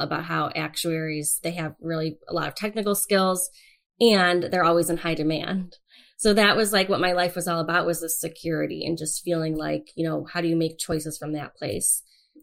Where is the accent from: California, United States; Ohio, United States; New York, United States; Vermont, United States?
Ohio, United States; Avon; also born or lived in Cleveland, Ohio; I grew up in a small town, Avon, Ohio, which is growing all the time